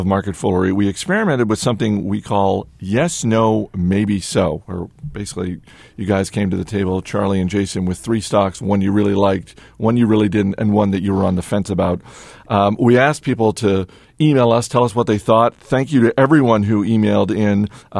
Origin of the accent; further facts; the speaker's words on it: Canada; Also, I'm Canadian, so I can't help but root for a fellow Canadian.